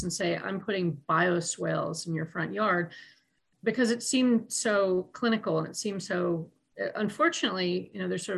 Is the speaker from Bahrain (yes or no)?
no; Vermont, United States; now in Brooklyn, United States; rural places like where I grew up in Vermont